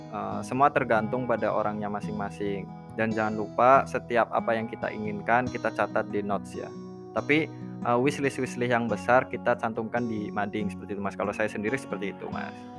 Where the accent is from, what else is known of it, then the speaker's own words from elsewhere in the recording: Purwokerto, Central Java, Indonesia; asal dari Purwokerto